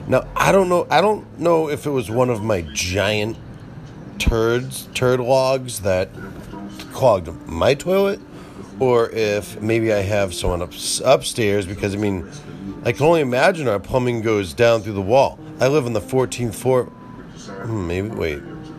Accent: Boston, Massachusetts, United States; See, I like to pronounce my R's, even though I'm from Boston.

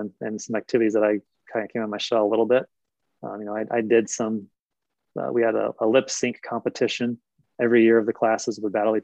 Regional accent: Indiana, United States; I grew up in Indiana

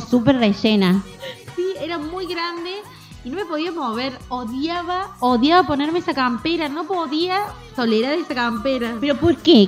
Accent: Córdoba, Argentina; fuimos a la zapatería Calzados 10, me acuerdo, acá en Córdoba

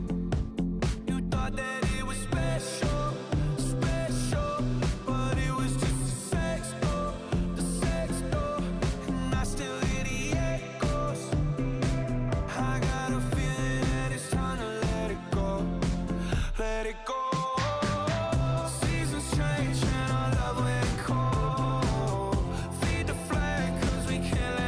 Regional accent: Bahamas; now in Tampa, United States; Living in Tampa, I'm not that close to the ocean, I feel. Like, growing up in the Bahamas

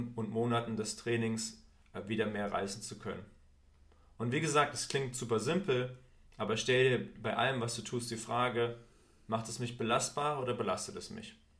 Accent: Thuringia, Germany; bei uns in Thüringen waren es immer die Skater-Klamotten

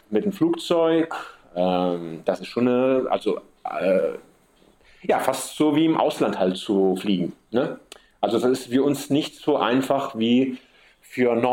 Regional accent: Sicily, Italy; Ich bin so aufgewachsen hier auf der Insel und man ist halt auf der Insel isoliert.

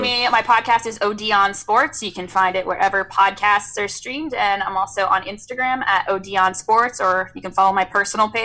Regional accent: San Diego, California, United States; I'm from San Diego

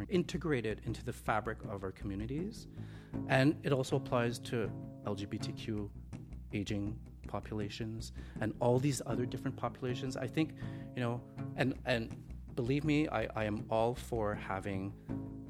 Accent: Montreal, Quebec, Canada; also born or lived in Hong Kong / Toronto; I was born in Hong Kong, so I moved here with my family when I was 9. I really consider Canada and Montreal to be my home. Like, this is where I grew up

